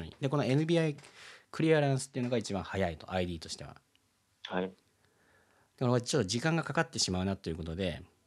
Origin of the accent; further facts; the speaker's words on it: Philippines; now in Japan; 僕はねそのフィリピンで育った